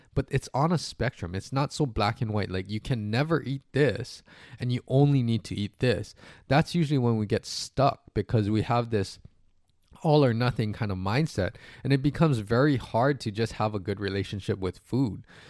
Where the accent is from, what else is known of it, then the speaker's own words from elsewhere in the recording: Hawaii, United States; moved away; also born or lived in US mainland; I'm from Hawaii